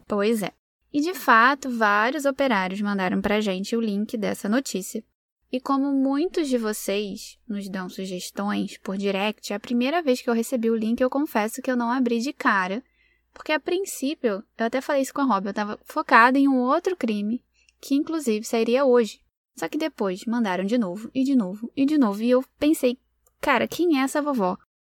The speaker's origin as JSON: {"language": "Portuguese", "region": "Rio de Janeiro", "country": "Brazil", "moved": "yes", "lives_now": "Lisbon, Portugal", "said": "eu sou do Rio de Janeiro, mas eu vivo em Lisboa, Portugal"}